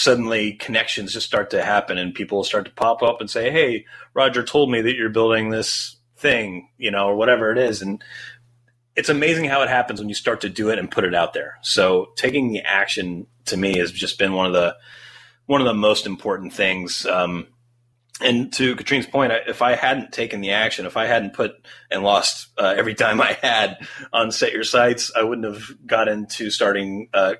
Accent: Great Bend, Kansas, United States; also born or lived in Los Angeles; growing up in Great Bend, Kansas

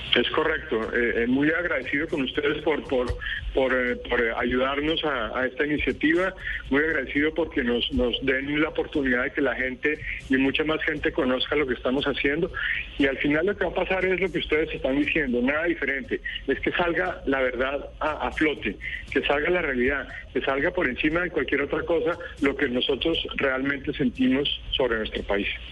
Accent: Colombia; los colombianos que queremos a nuestro país

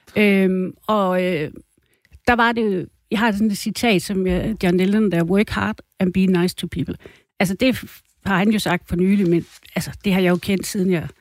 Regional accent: Thy, North Denmark Region, Denmark; jeg kommer fra Thy. Og øh, os, der er tyboer, vi er jo sådan lidt lokal

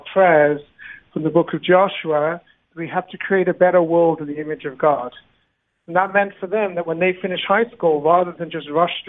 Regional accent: United Kingdom; accent: Pommy; also born or lived in South Africa; I grew up in the United Kingdom and South Africa, so I hope you could understand my Pommy accent without the colonial dialect translation.

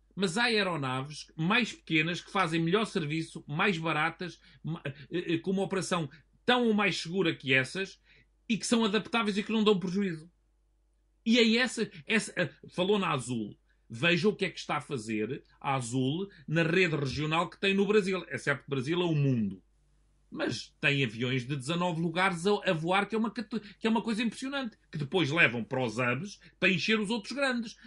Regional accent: Portugal

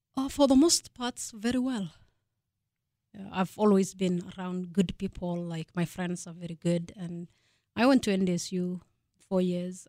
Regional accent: Kenya; moved away as an adult; also born or lived in Fargo, North Dakota; now in North Dakota, United States; I was born and raised in Kenya

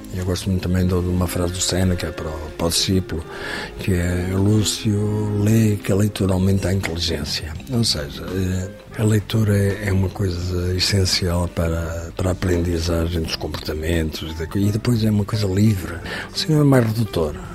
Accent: Portugal; Sou português, vivo em Portugal

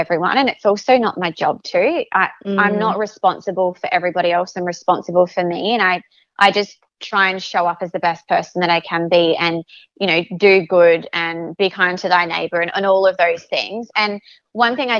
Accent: South Australia, Australia; also born or lived in Adelaide Hills; I grew up in Port Wollongong, which is sort of beach. It's a coastal area in South Australia and it's probably about an hour away from the city.

